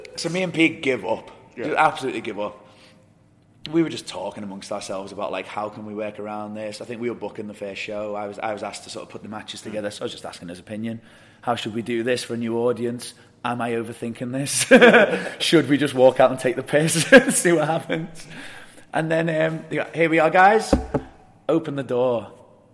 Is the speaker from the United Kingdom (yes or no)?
yes; England, United Kingdom; we are English and our languages differ.